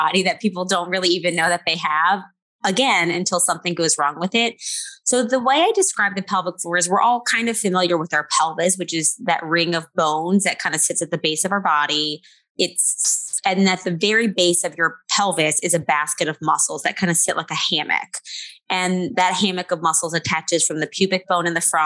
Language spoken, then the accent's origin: English; New Orleans, Louisiana, United States; I have a small practice in New Orleans, which is my hometown